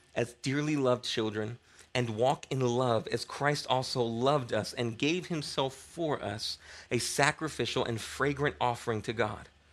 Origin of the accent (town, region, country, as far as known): United States